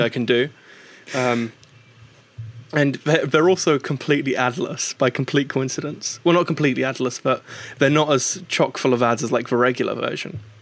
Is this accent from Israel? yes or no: no; United Kingdom; moved over to the UK roughly twenty years ago, which is where I was born and raised